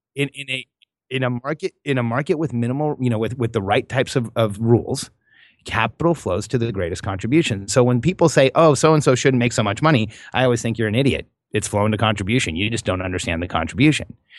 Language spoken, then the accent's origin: English; Southern California, United States; also born or lived in Mexico; grew up in Southern California